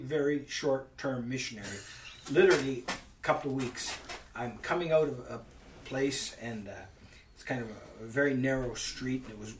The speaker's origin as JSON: {"language": "English", "region": "Northern Ontario", "country": "Canada", "also_born_or_lived": "Ireland", "moved": "as an adult", "said": "I was from Northern Ontario, 40 below"}